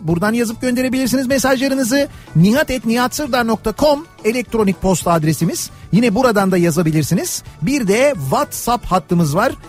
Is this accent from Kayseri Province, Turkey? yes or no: no; Istanbul, Turkey; moved away; ben İstanbulluyum ve İstanbul'da doğup büyüdüğüm için seviyorum İstanbul'u.